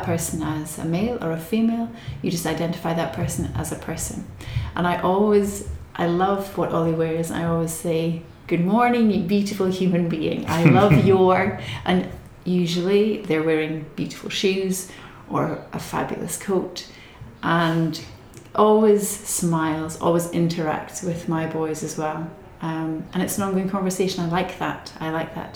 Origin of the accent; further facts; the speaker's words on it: Scotland, United Kingdom; moved away; I'm Scottish, not Irish. I'm Scottish.